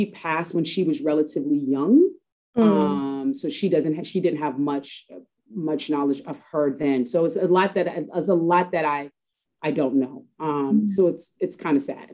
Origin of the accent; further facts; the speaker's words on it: New York, United States; I am from Harlem, born and raised native New Yorker, and I'm still in Harlem